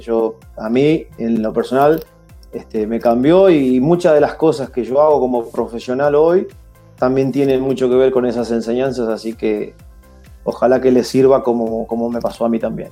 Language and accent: Spanish; Argentina